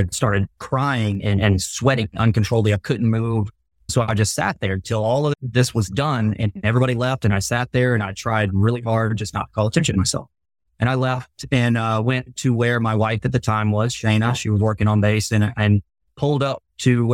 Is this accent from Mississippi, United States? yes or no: yes; Long Beach, Mississippi, United States; moved away as an adult; also born or lived in Japan; I grew up on the Mississippi Gulf Coast, Long Beach